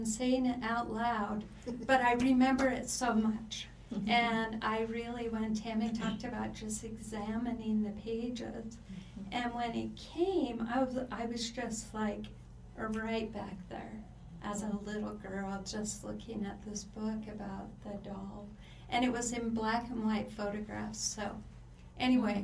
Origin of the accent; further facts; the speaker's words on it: Pacific Northwest, United States; I'm from the Pacific Northwest